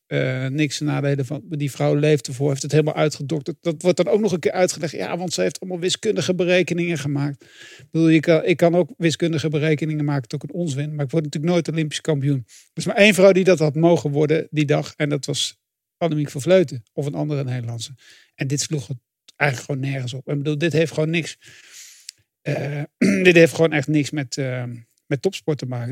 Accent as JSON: {"language": "Dutch", "country": "Netherlands", "said": "Ik ben geen Fransman, ik ben geen, Bel, geen Belg, maar wel een Nederlander."}